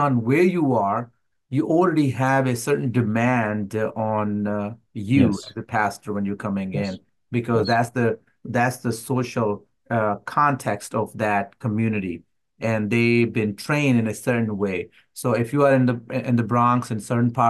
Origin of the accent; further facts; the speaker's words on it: Pakistan; being a Pakistani believer